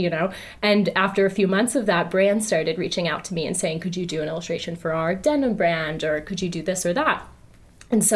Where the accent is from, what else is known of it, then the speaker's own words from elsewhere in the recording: New Jersey, United States; moved away; also born or lived in Philadelphia; I'm a girl from New Jersey